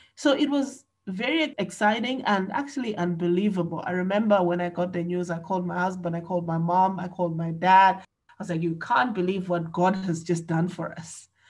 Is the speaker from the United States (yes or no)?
no; Malawi; I am from Malawi, and Malawi is in Central and South Africa.